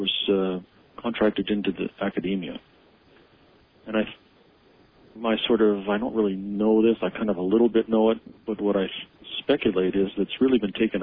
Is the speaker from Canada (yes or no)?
yes; Canada; moved away; somebody who grew up as Canadian, now has U.S. and Canadian dual citizenship